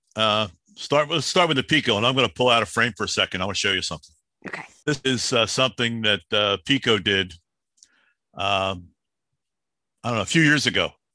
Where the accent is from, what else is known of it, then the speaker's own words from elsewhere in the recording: Philadelphia, Pennsylvania, United States; I'm the kid from Southwest Philly